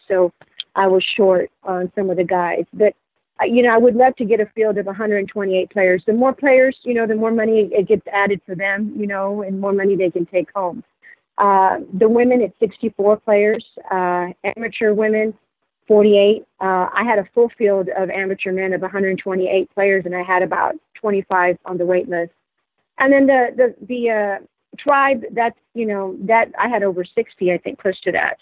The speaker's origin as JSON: {"language": "English", "region": "Texas", "country": "United States", "tie": "born or raised there", "also_born_or_lived": "San Antonio", "moved": "as an adult", "lives_now": "Los Angeles, United States", "said": "I was born and raised in Texas"}